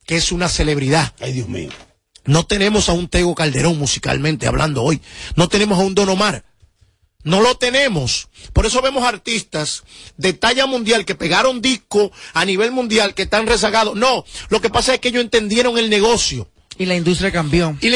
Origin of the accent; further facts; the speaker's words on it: Dominican Republic; Soy el único dominicano que logra consumir, que logra tener en un disco …, …, …, …, ….